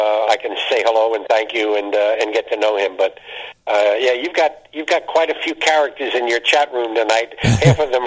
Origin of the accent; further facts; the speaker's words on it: New York, United States; moved away as an adult; now in Pittsburgh, United States; I came from New York. I spent, at the time, 57 years in New York, and when I moved to Pennsylvania